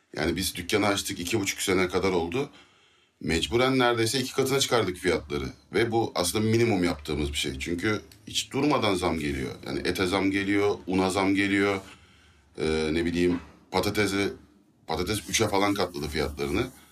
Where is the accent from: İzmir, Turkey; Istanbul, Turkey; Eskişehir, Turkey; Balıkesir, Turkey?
İzmir, Turkey; Izmir, Turkey; biz Alsancaklıyız